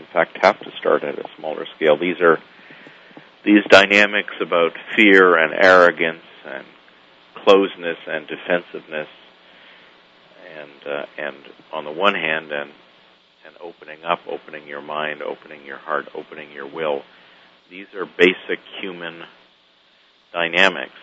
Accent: Canada; now in United States; I'm a Canadian living in the United States

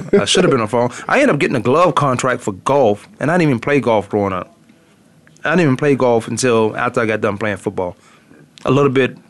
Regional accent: Virginia, United States; Like I said, I'm from Virginia.

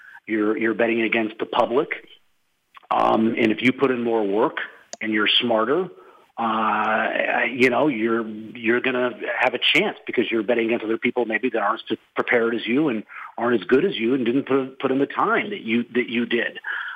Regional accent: Boston, Massachusetts, United States; born there; also born or lived in Minneapolis; I consider Minneapolis home. I was born in Boston. I spent a lot of time in L.A.

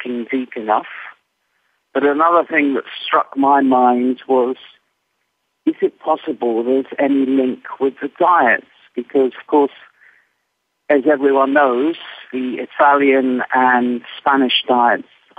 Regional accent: England, United Kingdom; moved away as an adult; also born or lived in United States; I'm speaking as an Englishman who spent 10 years in America

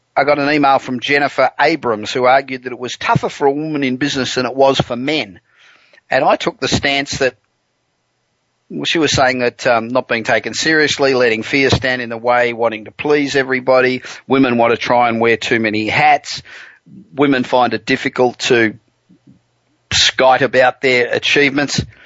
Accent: Australia; accent: Australian; now in Los Angeles, United States; being Australian accent

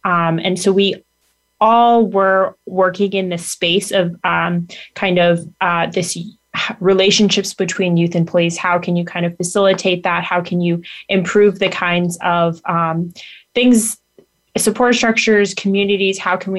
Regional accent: Leominster, Massachusetts, United States; So I'm originally from Leominster, Massachusetts.

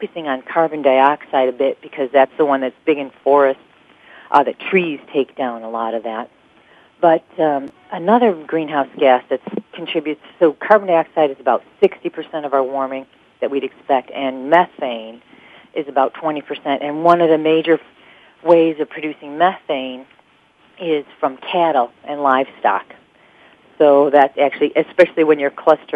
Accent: Chicago, Illinois, United States; I grew up in the Chicago area

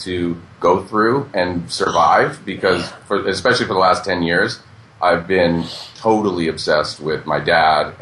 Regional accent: San Diego, California, United States; also born or lived in San Onofre; I was born in San Diego

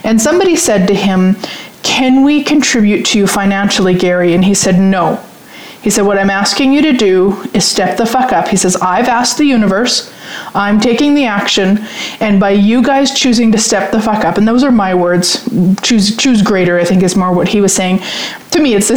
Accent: Canada; being Canadian

